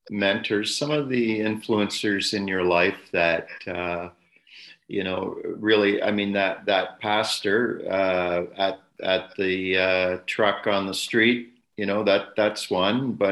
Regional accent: Sudbury, Ontario, Canada; moved away as an adult; I grew up in Sudbury.

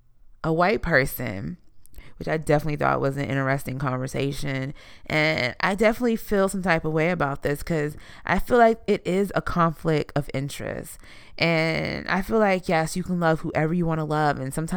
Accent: Houston, Texas, United States; I keep it real because I'm from the South Side. I plan to rep the South till the day that I die. That's so Houston.

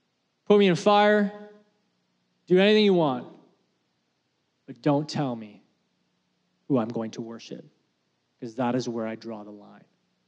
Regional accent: Canada; Now, I'm proudly Canadian, and I support our country.

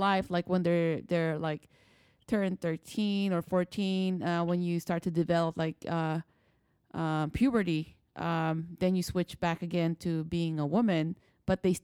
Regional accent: Philippines; now in United States; I'm an immigrant. I'm from the Philippines.

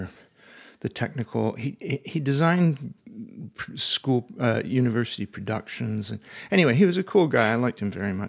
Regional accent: Dundas, Ontario, Canada; moved away as an adult; also born or lived in England; now in Niagara-on-the-Lake, Canada; I grew up in Dundas.

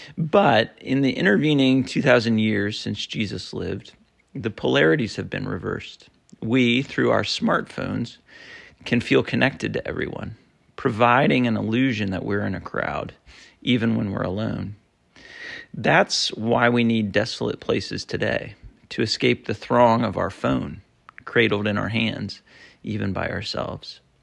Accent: Vermont, United States; moved away; I grew up in Vermont in a small town

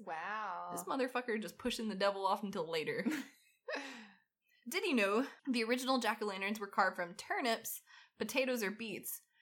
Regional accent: Southern United States, United States; accent: southern; my horrible southern accent

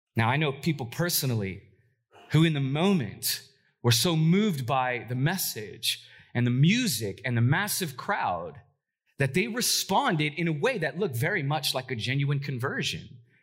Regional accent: Los Angeles, California, United States; moved away as an adult; now in Portland, United States; I'm originally from Southern California, if you don't know that. Uh, I've been in Portland now for eleven years, but I'm a O G L A kid

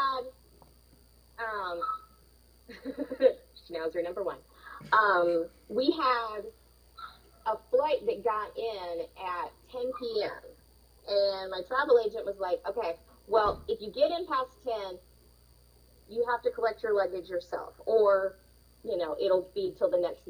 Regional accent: Huntsville, Alabama, United States; We are from Huntsville, Alabama

